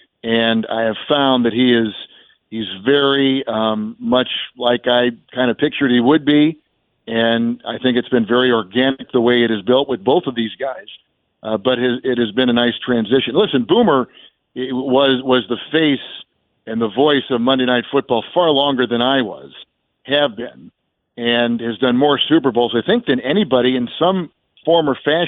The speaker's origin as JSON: {"language": "English", "region": "Midwest", "country": "United States", "said": "Well, it's been pretty natural, to be quite honest, Richard, because of we're both from the Midwest."}